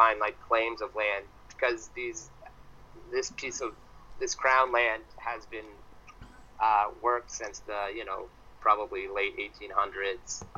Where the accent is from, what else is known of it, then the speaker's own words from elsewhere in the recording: London, Ontario, Canada; growing up in London, Ontario, that's just full of universities and bars